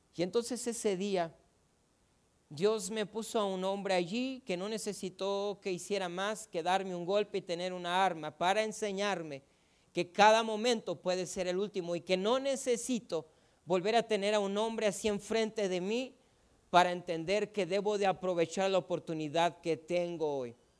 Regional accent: Ciudad Juárez, Chihuahua, Mexico; Yo tengo una banda y es musical no crea que de delincuentes porque somos de Juárez, es una banda musical

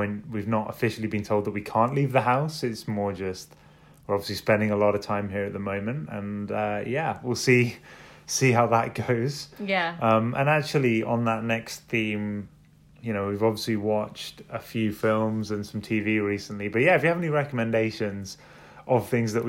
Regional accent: London, United Kingdom; I'm from London.

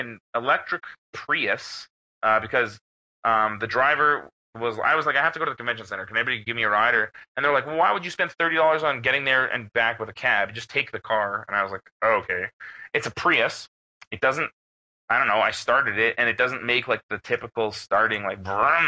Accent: Canada; I'm from Canada

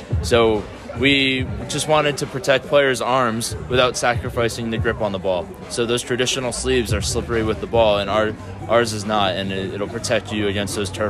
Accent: Philadelphia, Pennsylvania, United States; moved away as an adult; now in Georgia, United States; I grew up in the Philadelphia area.

